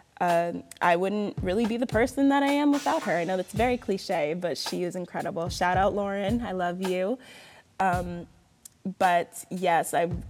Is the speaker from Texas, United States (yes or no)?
no; Bristow, Virginia, United States; moved away; also born or lived in Florida; I currently live in Bristow, Virginia. I grew up in Bristow, moved to Florida for about 7 years, graduated high school at a performing arts high school